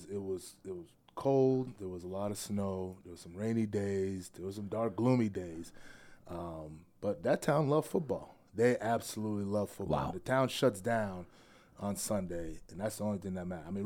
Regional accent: Worcester, Massachusetts, United States; born there; Okay. Uh, I was born in Massachusetts.

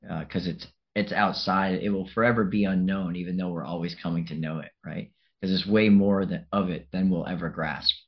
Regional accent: Revere, Massachusetts, United States; also born or lived in Melrose, Massachusetts / Chelsea, Massachusetts / Africa; I come from Massachusetts and an area outside of Boston, and I was born in Melrose, and I grew up in Revere in Chelsea until I was like in elementary school

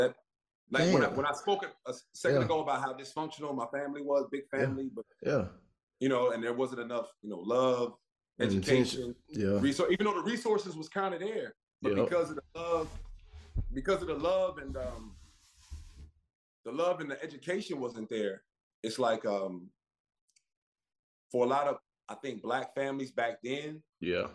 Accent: Harvey, Illinois, United States; now in Florida, United States; I was raised in Chicago, south suburbs of Chicago, actually, Harvey, Illinois

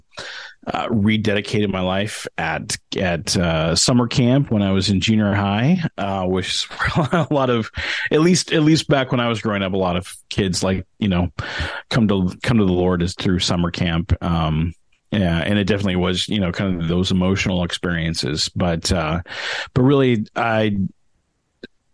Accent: Denver, Colorado, United States; moved away as an adult; also born or lived in Calumet, Michigan; now in Pacific Northwest, United States; I was actually born up towards where you guys are, up in Upper Michigan, up in Calumet, Michigan, lived there until I was about 7. And then kind of my family moved to Denver, Colorado, which is where I did the rest of my growing up

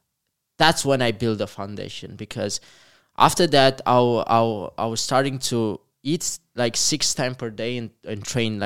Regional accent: Comăneci, Bacău County, Romania; So I'm from Comăneci, a really small town, like less than 20,000 people.

